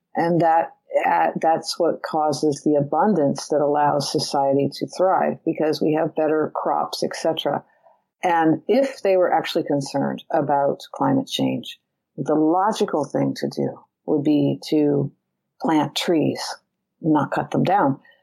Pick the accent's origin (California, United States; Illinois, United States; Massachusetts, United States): California, United States; I'm from California.